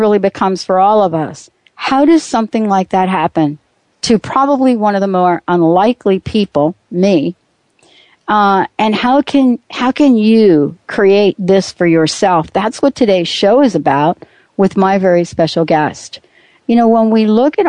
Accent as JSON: {"language": "English", "region": "East Coast", "country": "United States", "moved": "yes", "lives_now": "Pacific Northwest, United States", "said": "I'm from the East Coast"}